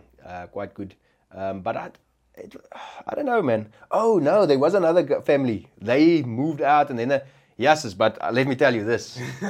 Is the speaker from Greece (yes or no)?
no; Durban, KwaZulu-Natal, South Africa; and I grew up in Durban, so there wasn't really Afrikaans-speaking coloureds or blacks or whatever like that.